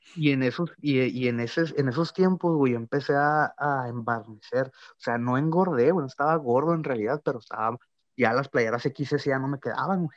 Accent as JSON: {"language": "Spanish", "town": "Ciudad Juárez", "region": "Chihuahua", "country": "Mexico", "said": "somos de Ciudad Juárez."}